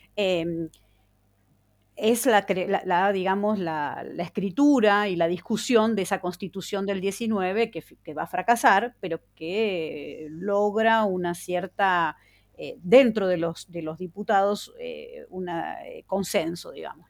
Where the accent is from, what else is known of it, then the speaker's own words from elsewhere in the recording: Buenos Aires, Argentina; siendo una ciudadana bonaerense, considerándome bonaerense este, y habiéndome educado como niña en, eh, en la ciudad de Buenos Aires